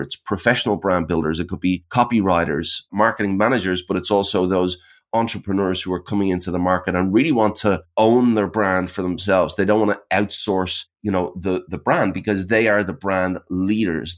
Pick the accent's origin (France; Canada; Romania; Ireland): Ireland; now in Sydney, Australia; I'm, I'm based in Sydney, Australia. I'm actually originally from Ireland, but I've been here about twenty years.